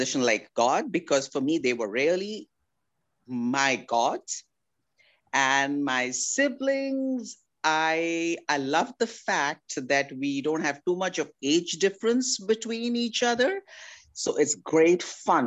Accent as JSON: {"language": "English", "country": "Kuwait", "tie": "born or raised there", "also_born_or_lived": "Delhi, India / Oklahoma, United States", "moved": "as an adult", "lives_now": "California, United States", "said": "I grew up in Kuwait. Though I was born in Delhi, I was just a month or 2 months old when I went to Kuwait in a ship with my mom."}